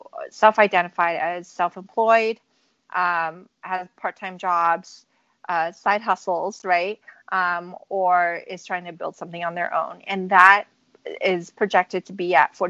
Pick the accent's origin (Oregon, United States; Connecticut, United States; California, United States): California, United States; San Francisco; So I grew up in California, in San Francisco